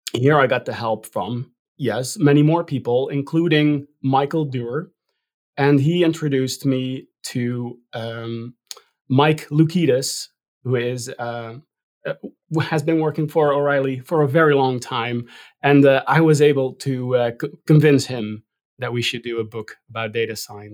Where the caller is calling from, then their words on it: Rotterdam, South Holland, Netherlands; also born or lived in New York; I'm calling in from Rotterdam, the Netherlands.